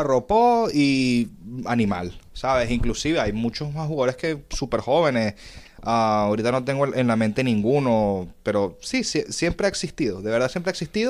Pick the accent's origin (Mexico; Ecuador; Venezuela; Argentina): Venezuela; Caracas, Capital District; Yo nací en Venezuela. Soy de Caracas.